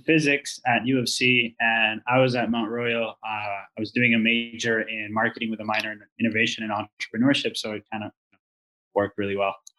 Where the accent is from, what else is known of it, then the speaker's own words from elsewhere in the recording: Venezuela; now in Canada; I'm originally from Venezuela. Uh, so I came to Canada in 2014